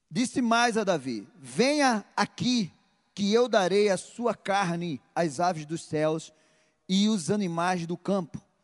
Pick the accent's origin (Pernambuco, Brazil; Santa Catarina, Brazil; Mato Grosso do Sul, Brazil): Pernambuco, Brazil; Recife; Na minha terra, lá no Nordeste, Recife, nós temos a mania de chegar a chamar a pessoa de danado